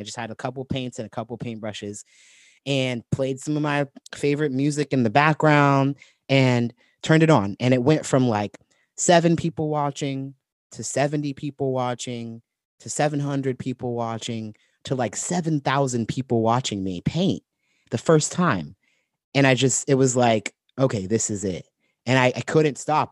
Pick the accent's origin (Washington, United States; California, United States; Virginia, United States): California, United States; Santa Barbara; moved away as an adult; also born or lived in Portland; I was living in my hometown, Santa Barbara